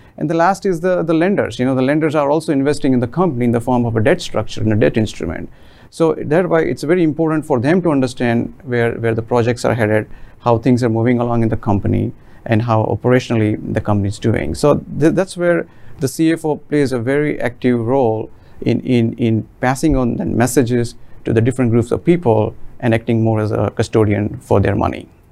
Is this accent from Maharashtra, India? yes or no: yes; Mumbai, Maharashtra, India; moved away as an adult; now in United States; I'm originally from India, and I have been living in United States for almost 21 years now. Uh, I was born in the middle class family in the city of Mumbai, and where we used to own about 300 square foot of house